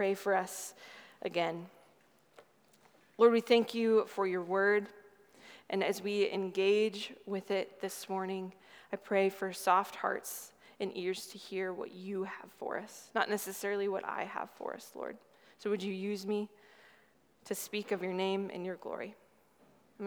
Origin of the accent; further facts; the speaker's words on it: Nebraska, United States; also born or lived in Midwest / Southern California; now in Dallas, United States; I grew up in a small town in Nebraska originally and moved around in the Midwest a bit